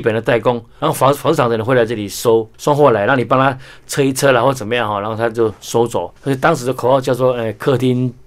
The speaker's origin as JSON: {"language": "Chinese", "region": "Keelung", "country": "Taiwan", "tie": "born or raised there", "said": "我的故乡"}